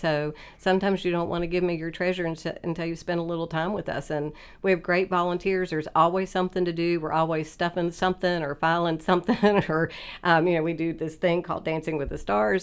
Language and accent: English; Oak Hill, West Virginia, United States; I grew up in Oak Hill in Fayette County so it was a great place to grow up